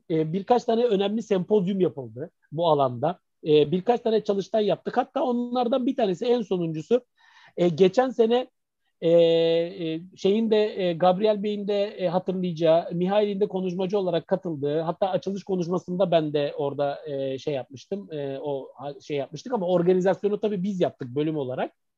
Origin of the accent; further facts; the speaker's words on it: Izmir, Turkey; also born or lived in Mardin; aslında biz İzmirliyiz yani, ailecek İzmirliyiz